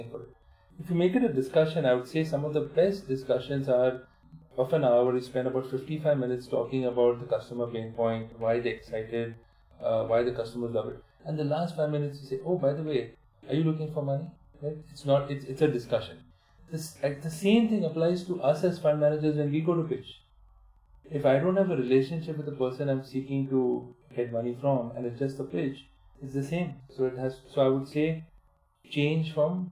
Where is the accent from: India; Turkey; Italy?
India; Mumbai, Maharashtra; moved away; also born or lived in United States; I grew up in Bombay, spent 15 years in the US and came back